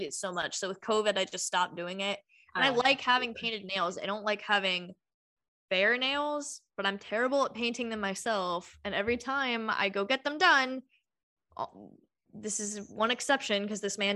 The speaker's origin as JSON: {"language": "English", "region": "Georgia", "country": "United States", "tie": "born or raised there", "said": "we grew up in Georgia"}